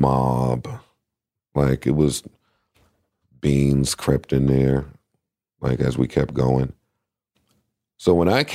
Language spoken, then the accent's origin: English; Queens, New York, United States; I was from Queens, so that was important.